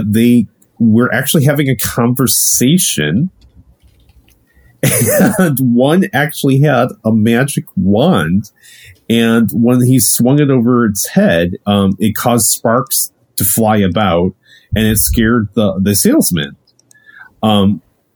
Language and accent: English; Ohio, United States; moved away; I'm originally from Ohio